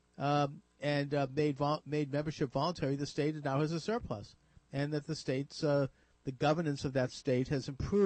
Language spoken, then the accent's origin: English; Massachusetts, United States; here in Massachusetts, which is my home state